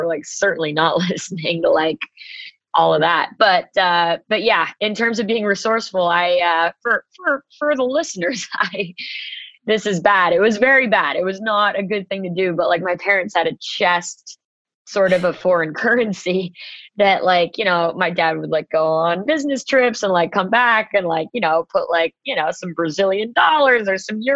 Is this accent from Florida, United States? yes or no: no; New York City, New York, United States; I grew up like 20 blocks away from the Beacon